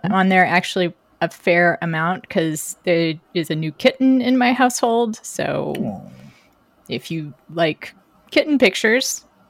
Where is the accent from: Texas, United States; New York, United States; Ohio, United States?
Texas, United States; moved away; On behalf of my home state, I am sorry.